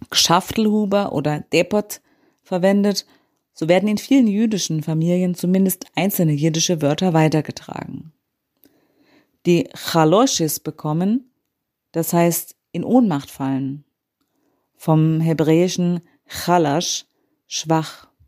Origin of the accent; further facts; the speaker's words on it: Bavaria, Germany; So kenne auch ich das aus meiner Kindheit in Bayern.